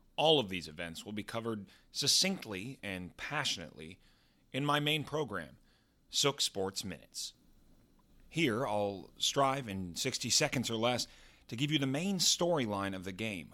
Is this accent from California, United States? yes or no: no; Texas, United States; now in New York City, United States; Growing up in Texas, of course, I'm a huge football guy, but now I live in one of the greatest sports cities in the world, New York.